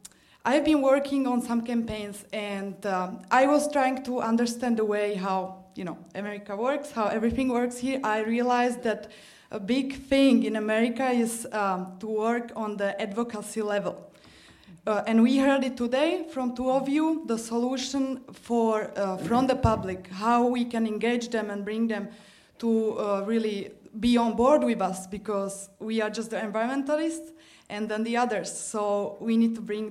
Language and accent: English; Slovakia; moved away; also born or lived in Germany; I'm from Slovakia